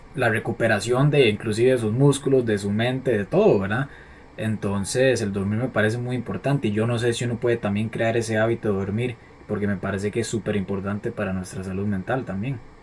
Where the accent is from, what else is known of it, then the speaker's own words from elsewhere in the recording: Costa Rica; en Costa Rica tenemos como la maña